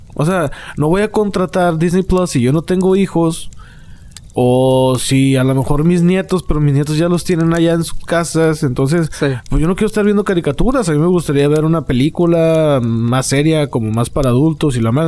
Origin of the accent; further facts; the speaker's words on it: Monterrey, Nuevo León, Mexico; a nosotros de Monterrey